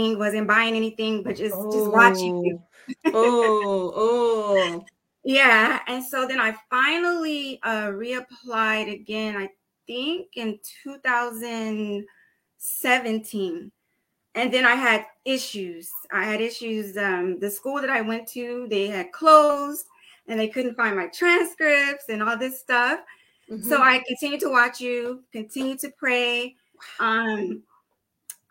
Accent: California, United States; I am from California

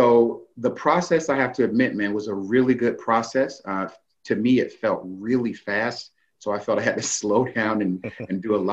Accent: Daytona Beach, Florida, United States; I grew up in Daytona Beach

